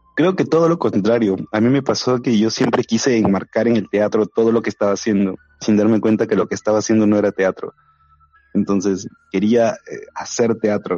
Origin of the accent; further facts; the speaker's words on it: Tacna, Peru; moved away as an adult; now in Lima, Peru; en realidad yo no soy de aquí, de Lima, yo soy de Tacna